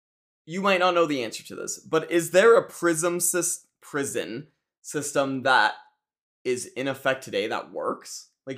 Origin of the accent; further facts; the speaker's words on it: United States; I don't know if I'm pro-American, but I am American.